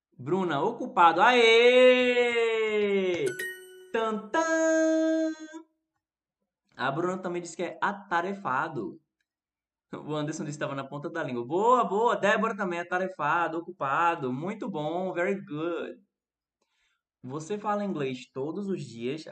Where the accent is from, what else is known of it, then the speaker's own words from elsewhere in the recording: Recife, Pernambuco, Brazil; eu sou do Recife, né? Sou brasileiro.